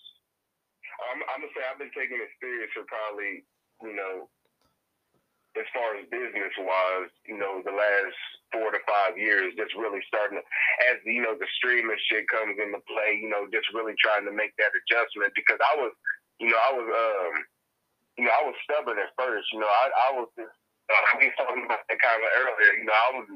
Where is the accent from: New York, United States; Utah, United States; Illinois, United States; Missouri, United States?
Missouri, United States; Mexico; moved away as an adult; now in Dallas, United States; I am originally from a small town called Mexico, and that's out of Missouri